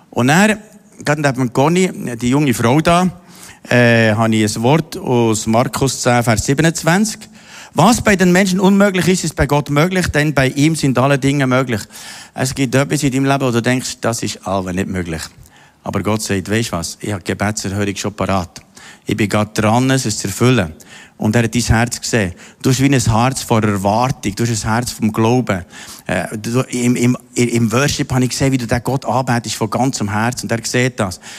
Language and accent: German; Austria; Ich bin in Österreich im Katholischen aufgewachsen